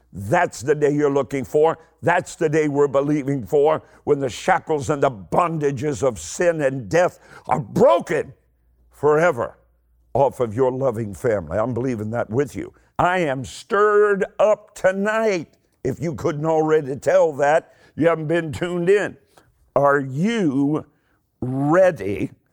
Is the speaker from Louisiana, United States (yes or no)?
no; Eastern Kentucky, United States; I'm, I'm from Eastern Kentucky. I talk really, really slowly